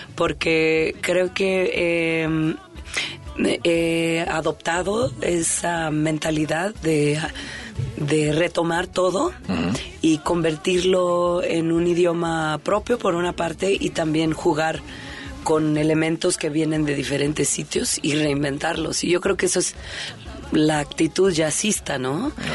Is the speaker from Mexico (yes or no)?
yes; Mexico; por qué somos mexicanos